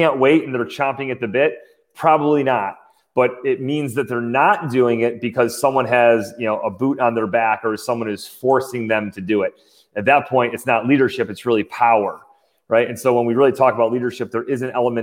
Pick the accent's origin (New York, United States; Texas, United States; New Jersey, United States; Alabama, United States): New York, United States; Syracuse; I grew up in Syracuse, New York